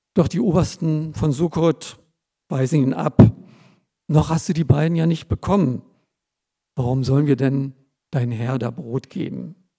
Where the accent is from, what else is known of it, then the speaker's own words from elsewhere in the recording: Germany; als Deutsche ohne Migrationshintergrund